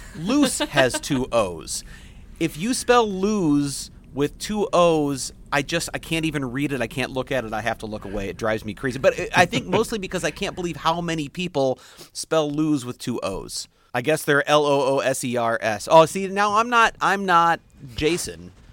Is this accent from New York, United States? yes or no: no; St. Louis, Missouri, United States; I grew up in Saint Louis